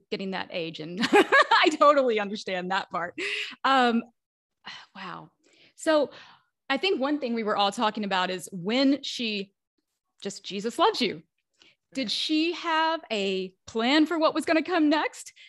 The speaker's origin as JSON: {"language": "English", "region": "the Bible Belt", "country": "United States", "tie": "born or raised there", "said": "where I grew up in the Bible Belt."}